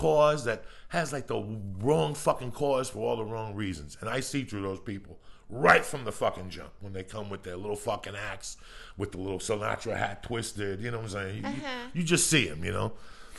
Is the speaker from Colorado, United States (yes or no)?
yes; Boulder, Colorado, United States; I grew up in Boulder for 12 fucking years.